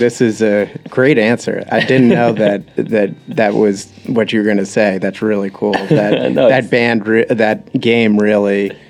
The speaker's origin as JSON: {"language": "English", "region": "New Jersey", "country": "United States", "said": "I'm from New Jersey"}